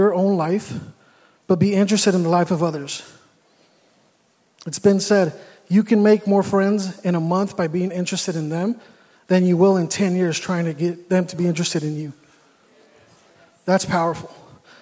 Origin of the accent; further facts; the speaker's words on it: California, United States; moved away as an adult; I'm from California